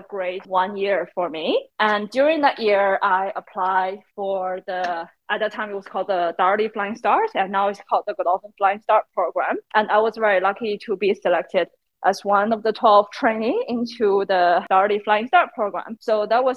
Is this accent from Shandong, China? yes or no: no; Beijing, China; moved away as an adult; also born or lived in United States; now in Melbourne, Australia; I'm originally from Beijing, China. Now I'm based in Melbourne, Australia